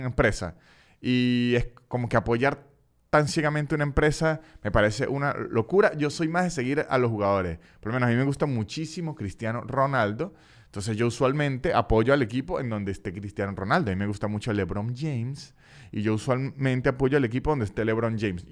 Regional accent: Venezuela; now in Argentina; Yo vengo de Venezuela

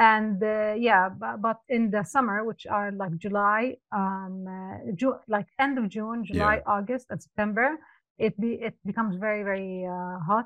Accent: Amman, Amman Governorate, Jordan; moved away as an adult; now in Dubai, United Arab Emirates; I was born in Amman, Jordan, and I moved here in 2005, and this has been home for the past 18 years.

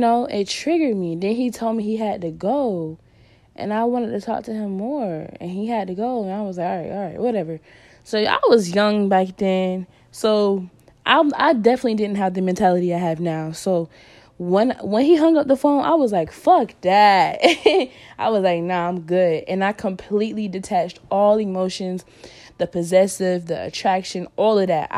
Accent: North Carolina, United States; moved away as an adult; also born or lived in California; my hometown that I had, my home state, which was North Carolina

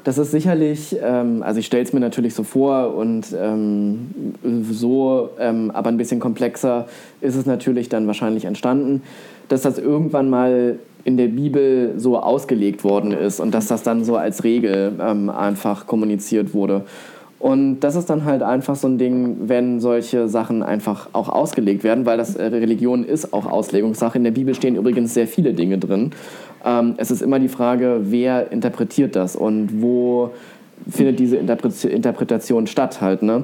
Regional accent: East Germany, Germany; ich komme aus einer, ja, ich weiß nicht, ob es eine typische Ossi-Familie ist

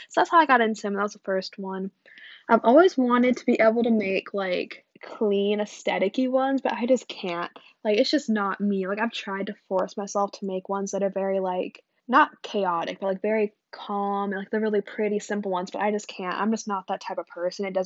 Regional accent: United States; Yeah, no, I'm American.

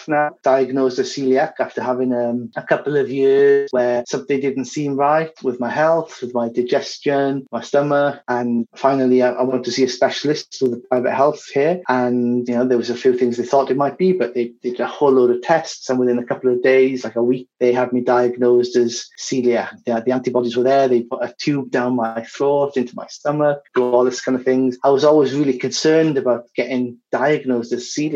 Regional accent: Wales, United Kingdom; moved away as an adult; also born or lived in Barcelona, Spain / Zaragoza, Spain; now in Madrid, Spain; I'm from Wales originally, and I've been in Spain, mostly in Madrid, for over 10 years now

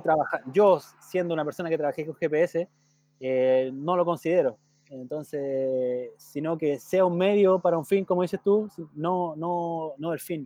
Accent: southern Chile, Chile; moved away; yo soy oriundo del sur, ¿cierto? nací en Puerto luego me, trasladé a vivir a, a donde actualmente está mi familia.

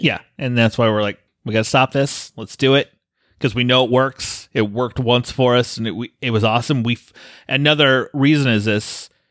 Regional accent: Colorado, United States; moved away; I grew up in Colorado

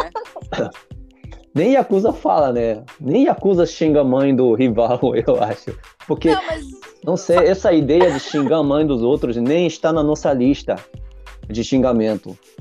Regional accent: Japan; first language Japanese; Portuguese is a second language; also born or lived in Brazil; eu no começo eu só falava japonês como um japonês normal, mas como eu aprendi a falar português

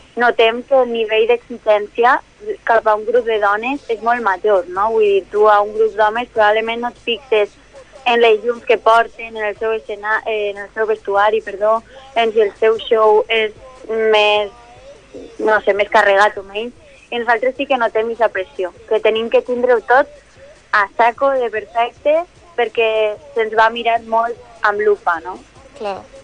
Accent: Valencia, Valencian Community, Spain; la Núria i jo som d'ací, nascudes a Benimaclet

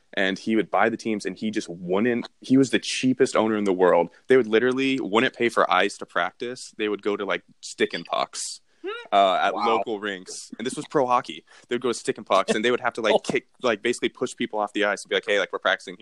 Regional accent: Dallas, Texas, United States; moved away; I'm from Dallas, Texas, and I say I play hockey

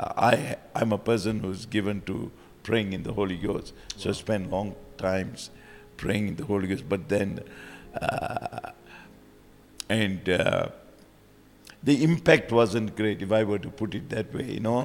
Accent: Malaysia; moved away as an adult; now in Sunshine Coast, Australia; I was born in Malaysia

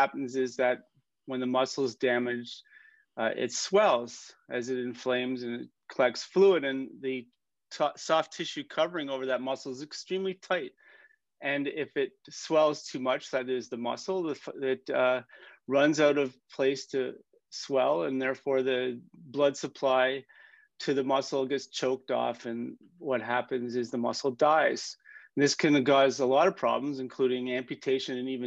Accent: Canada; I'm a Canadian surgeon

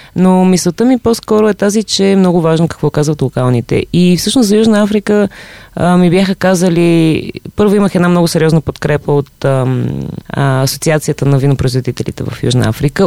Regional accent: Bulgaria; аз тук от България идвам

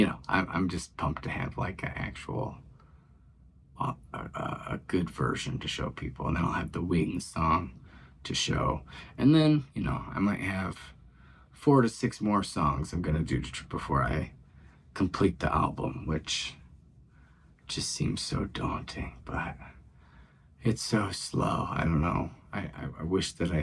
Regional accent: Pontiac, United States; it's Pontiac, my hometown.

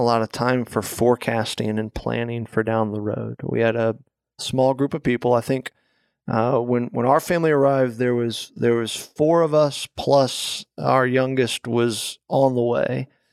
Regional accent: Florida, United States; moved away as an adult; also born or lived in California; now in Delaware, United States; we are obviously originally from Florida

